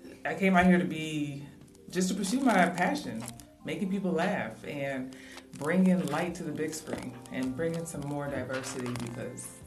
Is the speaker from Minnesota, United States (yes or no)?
no; Houston, Texas, United States; moved away as an adult; now in Los Angeles, United States; I'm from Houston.